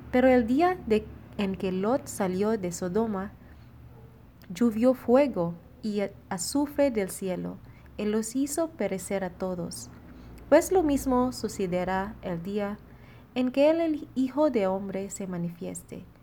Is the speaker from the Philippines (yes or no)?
yes; Philippines; now in Monterrey; Soy Ran, misionera filipina destinada en la comunidad de Monterrey.